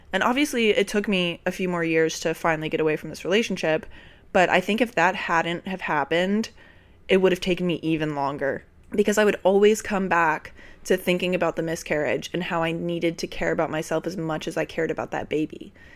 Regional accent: Richmond, Virginia, United States; born or raised there; moved away as an adult; now in New York, United States

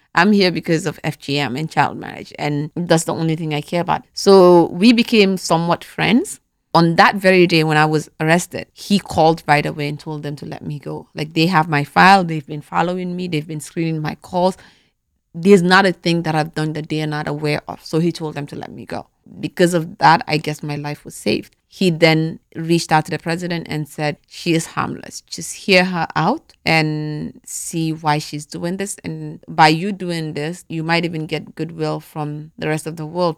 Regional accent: Gambia; moved away; also born or lived in Atlanta, Georgia, United States; growing up in the Gambia, right, every girl that was born in my family went through it

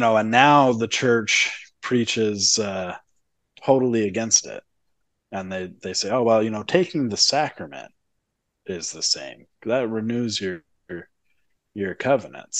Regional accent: Utah, United States; growing up in Utah

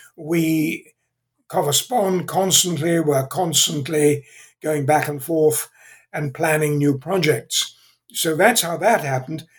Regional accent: England, United Kingdom; accent: British; moved away as an adult; also born or lived in Zambia; now in California, United States; I was born in England. Uh, I still have somewhat of a British accent, although I've been in California for 55 years

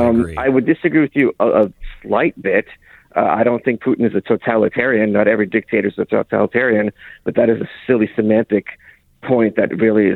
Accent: Lviv, Lviv Oblast, Ukraine; moved away; I was born in Ukraine.

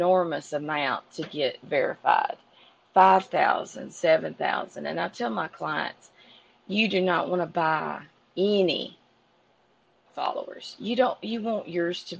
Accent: the South, United States; moved away as an adult; also born or lived in Alabama; now in Los Angeles, United States; I'm from the South

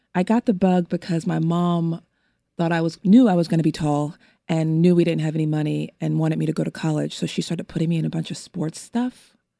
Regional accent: Los Angeles, California, United States; I was born and raised in an area of Los Angeles in Windsor Hills, View Park, Baldwin Hills, Ladera Heights area

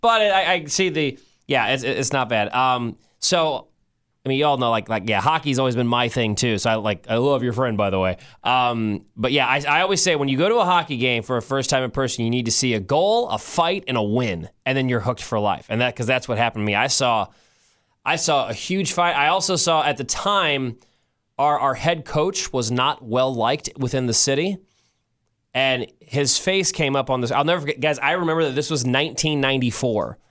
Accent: St. Louis, Missouri, United States; now in Kansas City, United States; being from Saint Louis

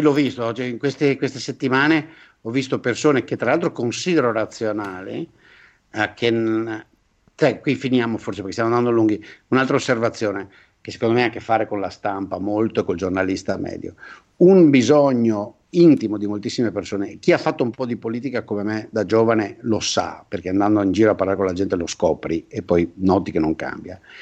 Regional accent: Veneto, Italy; io da buon veneto

